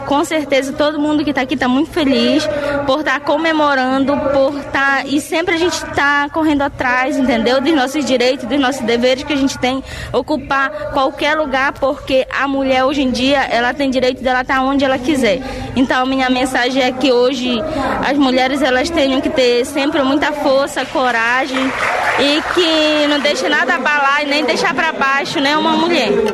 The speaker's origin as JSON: {"language": "Portuguese", "area": "Carariacá", "region": "Pará", "country": "Brazil", "said": "eu sou lá do Carareacá"}